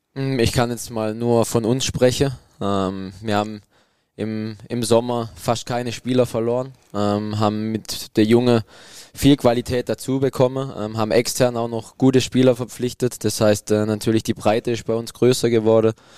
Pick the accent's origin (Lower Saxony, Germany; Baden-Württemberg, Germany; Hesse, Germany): Baden-Württemberg, Germany; a village in the Black Forest; es kommt dann doch nichts über mein Dorf da oben im Schwarzwald